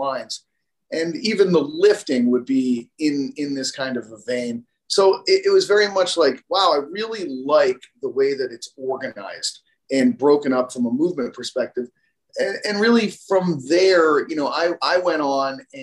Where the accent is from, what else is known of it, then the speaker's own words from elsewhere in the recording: Massachusetts, United States; I'm from Massachusetts